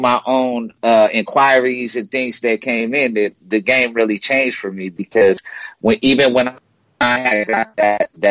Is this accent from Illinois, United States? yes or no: no; Spokane, Washington, United States; I grew up in Spokane, Washington